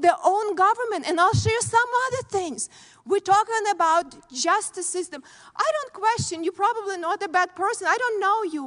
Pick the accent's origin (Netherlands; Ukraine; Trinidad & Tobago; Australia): Ukraine; born or raised there; moved away as an adult; now in United States